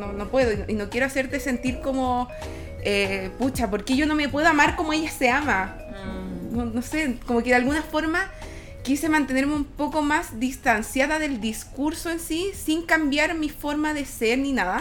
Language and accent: Spanish; Calama, Antofagasta, Chile; moved away; yo me crié en Calama